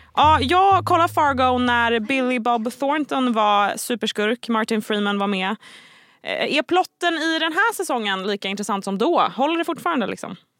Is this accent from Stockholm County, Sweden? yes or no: yes; Stockholm, Stockholm County, Sweden; jag som är från Stockholm